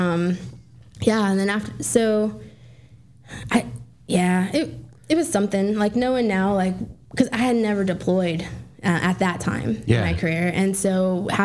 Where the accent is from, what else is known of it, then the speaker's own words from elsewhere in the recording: Las Vegas, Nevada, United States; moved away as an adult; I grew up in Las Vegas.